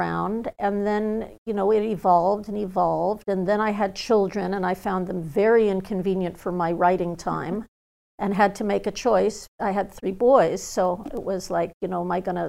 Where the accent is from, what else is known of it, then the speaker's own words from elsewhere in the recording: Malibu, California, United States; also born or lived in Hollywood; growing up in Malibu